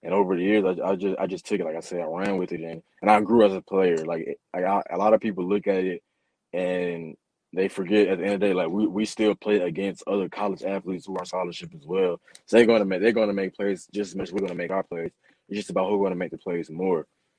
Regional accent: Covington, Georgia, United States; Man, you know, I'm from Covington, Georgia. There's just a lot of great athletes come out of there.

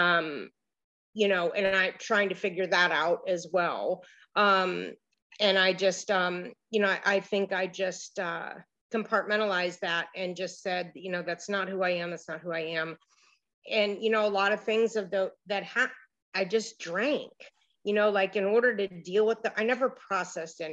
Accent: Miami Beach, Florida, United States; also born or lived in Cleveland, Ohio; I grew up in Miami Beach

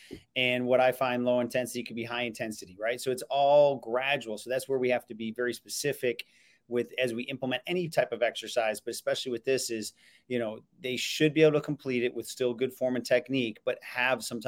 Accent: Elmira, New York, United States; I'm from Elmira, New York

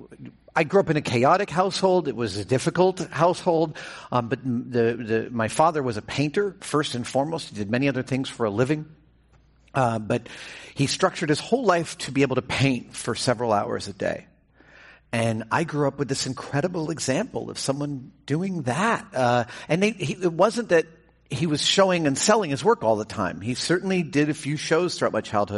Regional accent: New York, United States; I grew up in New York, and I spent a lot of time living there

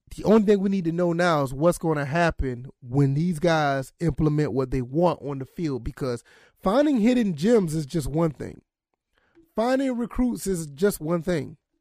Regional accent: Savannah, Georgia, United States; that's my hometown

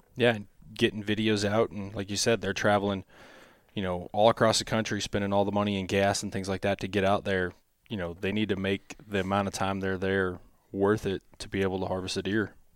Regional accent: Missouri, United States; growing up in Missouri on public land

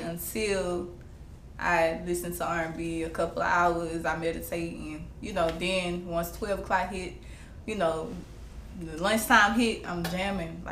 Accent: Baton Rouge, Louisiana, United States; I'm from Baton Rouge, Louisiana

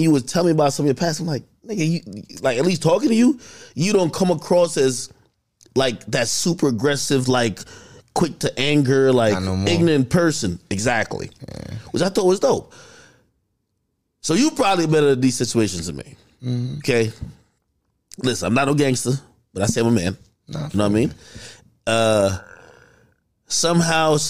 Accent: New Jersey, United States; I'm from Jersey

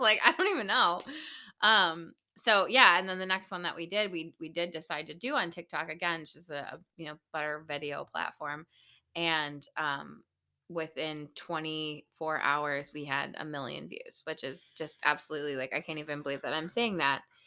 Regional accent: Buffalo, New York, United States; we're from Buffalo, New York

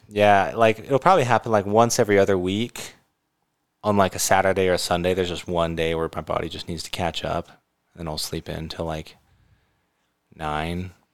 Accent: California, United States; now in Utah, United States; I grew up in California.

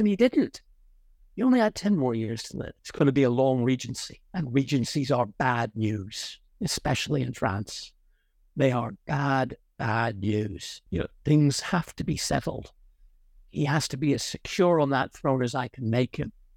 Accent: Ireland; moved away; also born or lived in Connecticut, United States / Oxford, United Kingdom; I'm Irish. I was largely brought up in Ireland

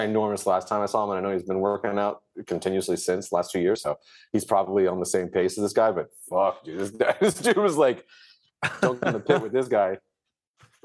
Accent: Jacksonville, Florida, United States; I'm from Jacksonville

